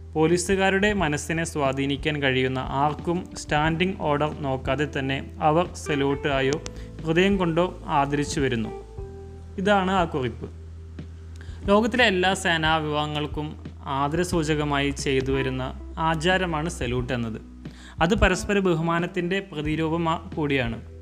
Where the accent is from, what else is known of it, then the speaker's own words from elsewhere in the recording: Thrissur, Kerala, India; തൃശ്ശൂരുകാരനായ എന്ന നിലയിൽ